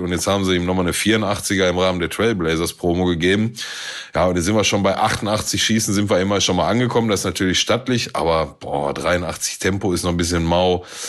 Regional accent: Germany; wir als Deutsche

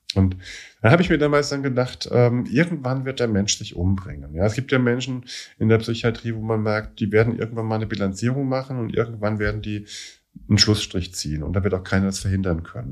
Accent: Germany; also born or lived in Scotland; Ich als, als Deutscher hier, zweiter Dienst in Schottland

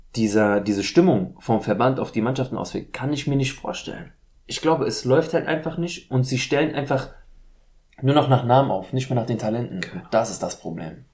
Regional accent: Frankfurt, Hesse, Germany; Ich bin in Deutschland geboren, ich bin in Frankfurt

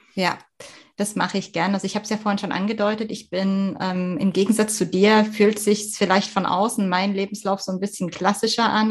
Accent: East Germany, Germany; moved away; also born or lived in Swabia; Ich komme aus Ostdeutschland.

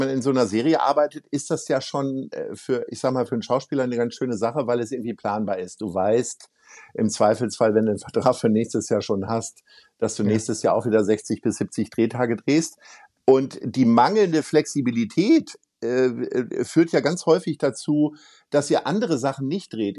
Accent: Hamburg, Germany; wir als Hamburger

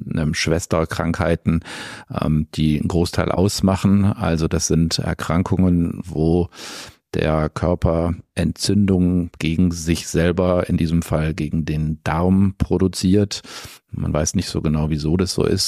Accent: Essen, North Rhine-Westphalia, Germany; also born or lived in Hamburg; now in Stuttgart, Germany; ich bin über einen Zwischenstopp in meiner Heimatstadt in Essen, was meine erste Oberarztstelle war, dann nach Stuttgart gekommen

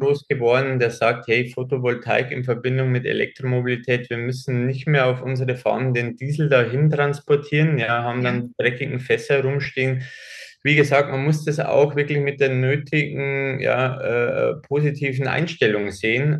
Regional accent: Germany; hier bei uns in Deutschland

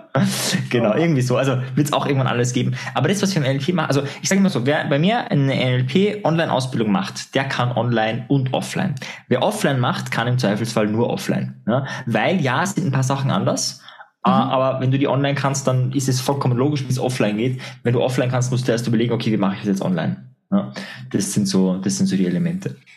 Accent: Austria; bei uns in Österreich

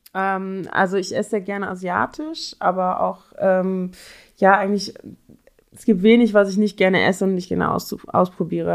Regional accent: Cologne, North Rhine-Westphalia, Germany; moved away as an adult; now in Berlin, Germany; ich komme ursprünglich aus Köln

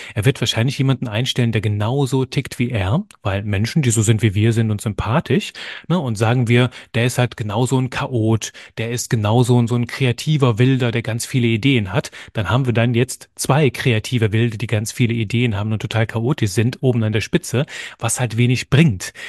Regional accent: German-speaking area in eastern Belgium, Wallonia, Belgium; also born or lived in near Cologne, Germany; now in Germany; ich bin Belgier von Geburt an, komme aus einem kleinen Bereich im Osten von Belgien, wo man Deutsch spricht wohne mittlerweile in der Nähe von Köln

